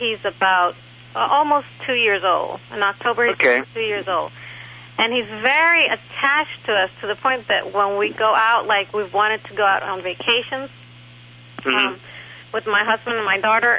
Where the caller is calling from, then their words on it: Metairie, Louisiana, United States; I'm calling from Metairie, Louisiana.